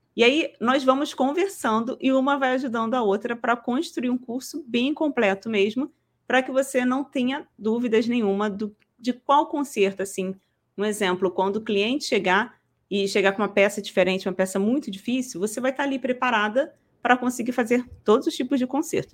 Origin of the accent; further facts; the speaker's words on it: Rio de Janeiro, Brazil; Eu sou do Rio de Janeiro